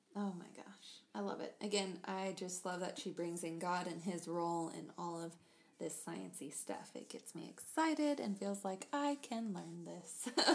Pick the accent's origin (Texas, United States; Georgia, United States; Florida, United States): Texas, United States; we're from Texas